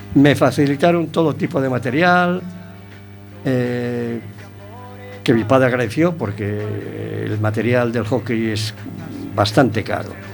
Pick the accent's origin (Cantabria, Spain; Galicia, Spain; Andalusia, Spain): Galicia, Spain; A Coruña; Nací en La Coruña